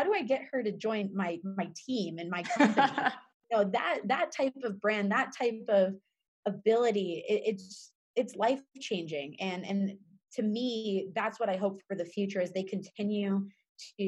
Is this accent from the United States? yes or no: yes; Arizona, United States; growing up in Arizona